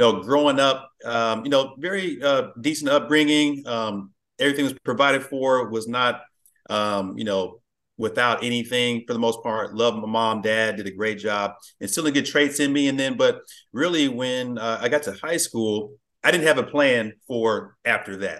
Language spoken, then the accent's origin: English; Plano, Texas, United States; I grew up in Plano. So yeah, this general Dallas area. I've been here pretty much all my life